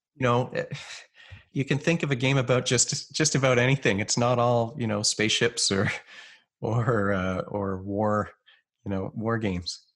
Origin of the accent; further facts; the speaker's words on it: Canada; I'm a Canadian psychologist